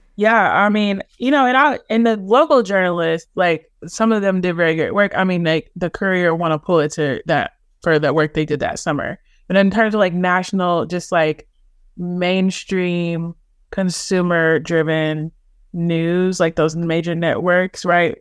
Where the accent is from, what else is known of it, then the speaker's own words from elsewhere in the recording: Louisville, Kentucky, United States; I'm a poet from Louisville